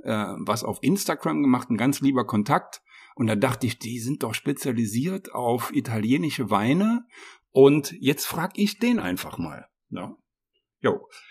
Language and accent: German; Saarland, Germany; moved away as an adult; now in Lower Rhine, Germany; ich wohne ja seit 2010 am Niederrhein, aber ich bin ja gebürtiger Saarländer